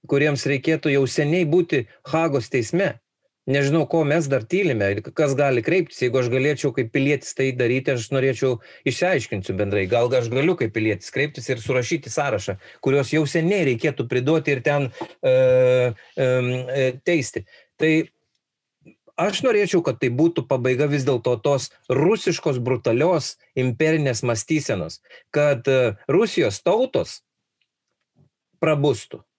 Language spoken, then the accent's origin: Lithuanian; Lithuania